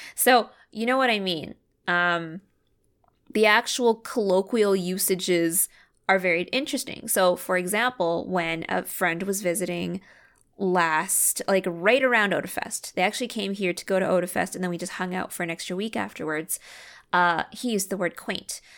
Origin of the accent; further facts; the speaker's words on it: Canada; I grew up in Canada. I had my education in Canada